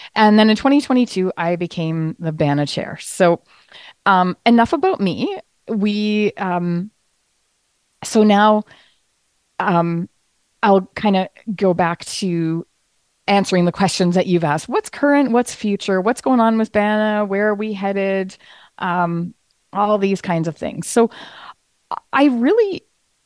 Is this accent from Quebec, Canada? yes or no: no; Ottawa, Ontario, Canada; I am from Ottawa, Ontario, Canada